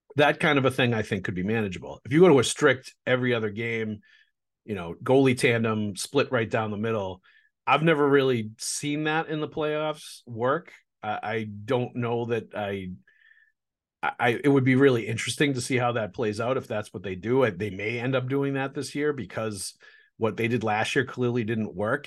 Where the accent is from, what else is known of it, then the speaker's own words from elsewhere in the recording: Boston, Massachusetts, United States; I'm from Boston